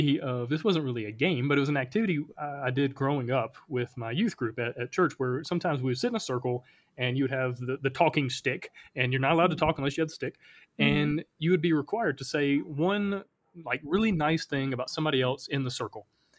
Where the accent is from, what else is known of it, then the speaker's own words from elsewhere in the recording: the South, United States; I know growing up in the South, we have so many superstitions around sports